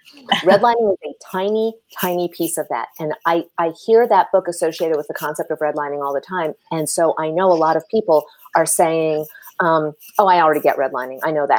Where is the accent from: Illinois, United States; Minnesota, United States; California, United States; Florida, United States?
California, United States; Milpitas; And the reason this touched me so deeply is that I grew up in Milpitas. And when I was at Berkeley, I lived in Richmond.